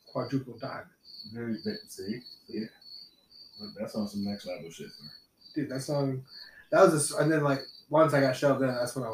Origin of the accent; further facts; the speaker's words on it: Salisbury, North Carolina, United States; born there; As any good reggae story starts, I was born in Salisbury, North Carolina.